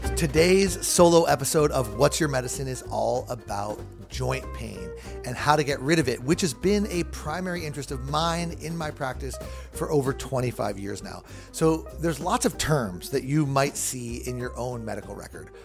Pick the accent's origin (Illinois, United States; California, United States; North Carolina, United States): California, United States; Southern; I grew up in Southern California